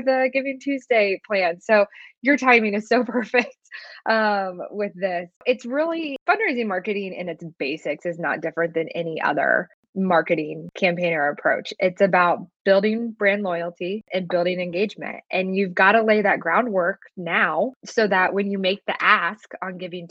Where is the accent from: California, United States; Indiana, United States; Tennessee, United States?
Indiana, United States; Columbus; I grew up about an hour south of Indianapolis in a small town called Columbus, Indiana